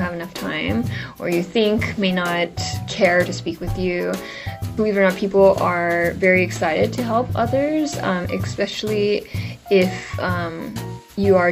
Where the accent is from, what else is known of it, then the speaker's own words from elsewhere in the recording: California, United States; moved away as an adult; also born or lived in Seoul, South Korea; now in New York, United States; growing up in California, I didn't really have many Asian role models